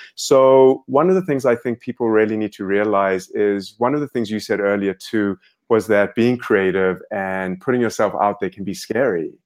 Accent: South Africa; moved away; I grew up in South Africa

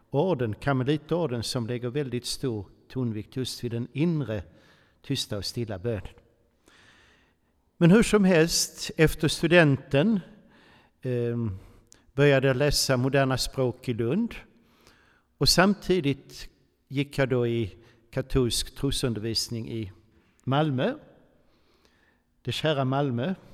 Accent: Switzerland; born there; jag föddes faktiskt i Schweiz på ett katolskt sjukhus och möjligtvis har dessa nunnor stängt lite vigvatten på mig.

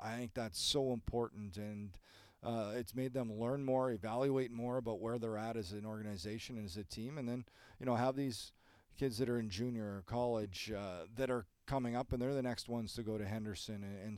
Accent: Canada; Even though I'm Canadian

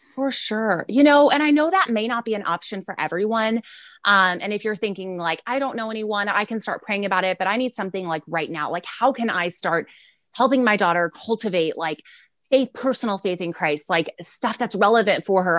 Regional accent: San Antonio, Texas, United States; We're from San Antonio, Texas. So I am in San Antonio, Texas

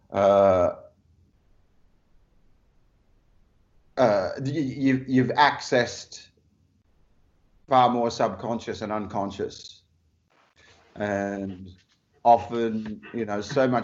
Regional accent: Perth, Western Australia, Australia; my hometown of Perth

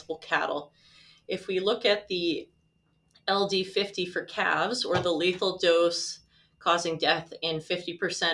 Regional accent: Saskatoon, Saskatchewan, Canada; also born or lived in Regina; I am a lifelong Saskatchewan resident. I was born in Regina, but grew up in Saskatoon.

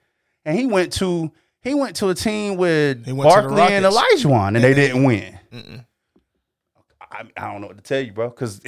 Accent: North Carolina, United States; we're from North Carolina and my grandparents, so they were Tar Heel fans

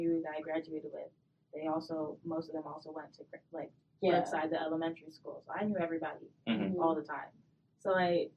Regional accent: Bloomfield, Michigan, United States; I grew up in Bloomfield

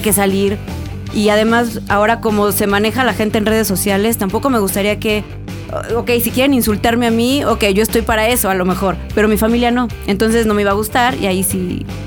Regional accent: Córdoba, Veracruz, Mexico; moved away as an adult; now in Mexico City, Mexico; Yo nací aquí porque mis papás sí son de aquí, mis abuelas y todos son de Veracruz y yo viví toda mi vida en, Veracruz.

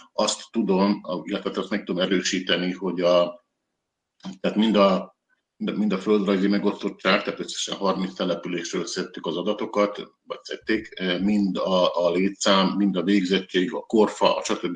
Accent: Vojvodina, Serbia; mi, mint vajdasági magyarok, vagy vajdasági magyarság, túl kis közösség vagyunk

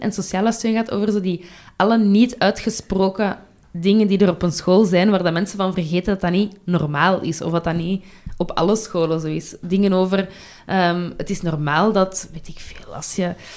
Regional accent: Brussels, Brussels-Capital Region, Belgium; ik kom van Brussel, hè, dus mijn, mijn kader is Brussel

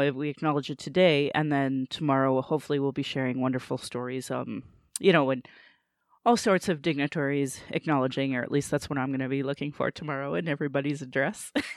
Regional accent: Calgary, Alberta, Canada; I was born in Calgary, or in Blackfoot

